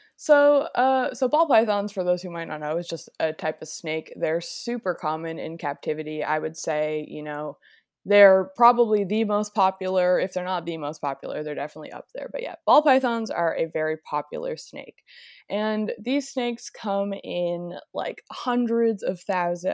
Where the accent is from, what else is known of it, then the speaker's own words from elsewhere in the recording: Nova Scotia, Canada; where I grew up in Nova Scotia, there's not many reptiles. So Nova Scotia is like on the east coast of Canada.